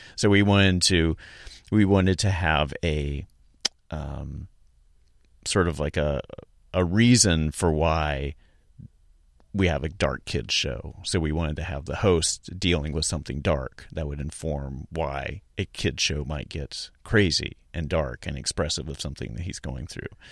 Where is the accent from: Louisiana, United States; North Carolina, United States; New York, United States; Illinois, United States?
North Carolina, United States; Charlotte; moved away; I'm from North, North Carolina originally, Charlotte